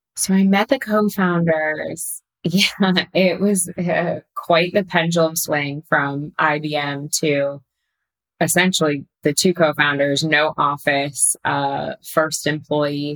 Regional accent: Pasadena, California, United States; moved away as an adult; now in New York, United States; I grew up in Pasadena in Southern California, and then I came out to New York for undergrad

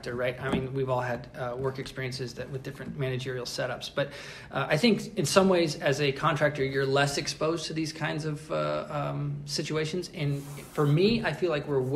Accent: United States; as an American

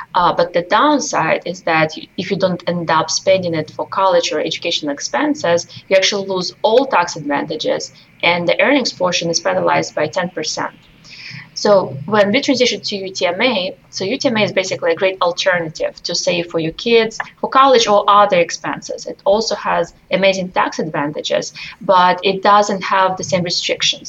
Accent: Russia; moved away as an adult; now in United States; I came to this country from Russia when I was just 18 years old

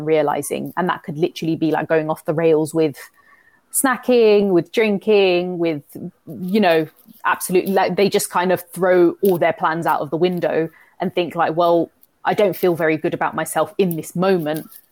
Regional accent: London, United Kingdom; moved away; I'm from London. I don't know, I no longer live in London anymore

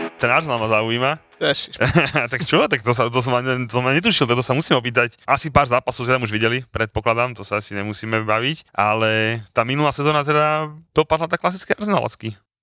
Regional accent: Bratislava, Bratislava Region, Slovakia; som Bratislavčan

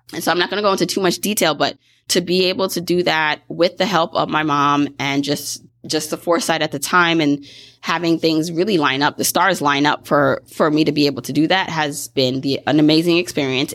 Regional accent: Brooklyn, New York, United States; I grew up in Brooklyn

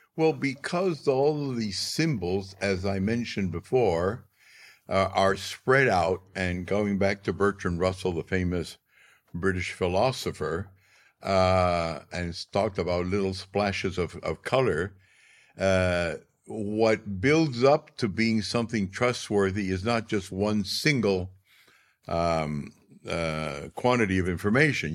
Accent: Arequipa, Peru; my hometown, Arequipa

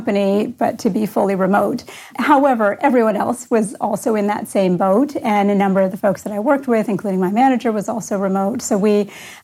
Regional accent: Canada; moved away as an adult; also born or lived in California; now in Columbus, United States; I grew up in Canada

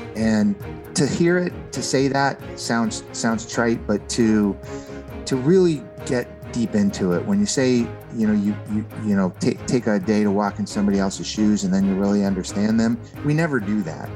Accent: San Fernando Valley, California, United States; I grew up in the San Fernando Valley area of, of California

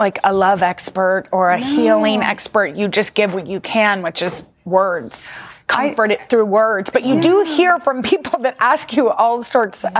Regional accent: Austin, Texas, United States; now in New York City, United States; my hometown of Austin

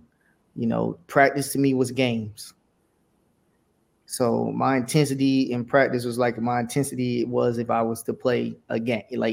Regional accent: Houston, Texas, United States; I'm from Houston. So, you know, I'm always going to rep my city.

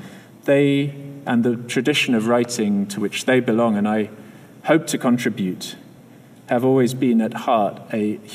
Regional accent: Scotland, United Kingdom; but I come from Scotland, sort of, and if any of you have met the Scottish midge in full force, you'll know that we have our own kind of B-movie versions of insect attacks.

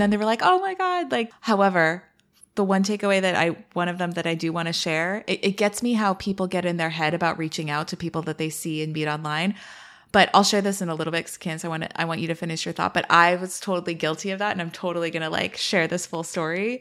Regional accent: East Bay, San Francisco Bay Area, California, United States; also born or lived in Miami; now in Washington, D.C., United States; I was born in the city, and then I grew up in East Bay

